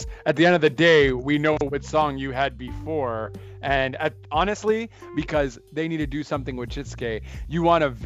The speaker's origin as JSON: {"language": "English", "town": "Montreal", "region": "Quebec", "country": "Canada", "said": "I'm also from Montreal"}